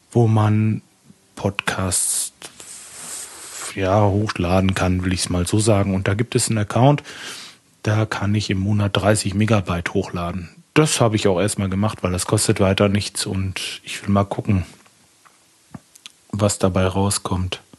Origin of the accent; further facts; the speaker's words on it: Lemgo, North Rhine-Westphalia, Germany; Ich komme aus Lemgo. Das ist im schönen Lipperland, ganz in der Nähe von Bielefeld.